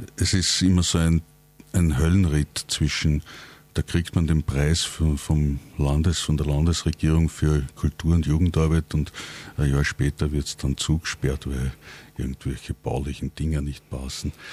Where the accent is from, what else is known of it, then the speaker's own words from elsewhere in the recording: Langenlois, Lower Austria, Austria; Ich komme aus Langenlois, Nähe von Krems, auch 70 Kilometer von Wien weg und arbeite auch in Wien